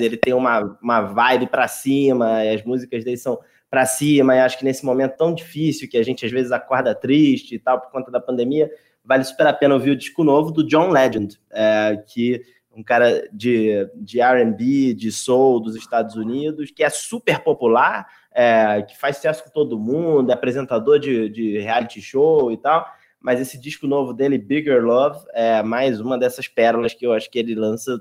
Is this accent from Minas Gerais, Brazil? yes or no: no; Baixada Fluminense, Rio de Janeiro, Brazil; moved away as an adult; now in São Paulo, Brazil; eu venho da Baixa da Fluminense, no Rio de Janeiro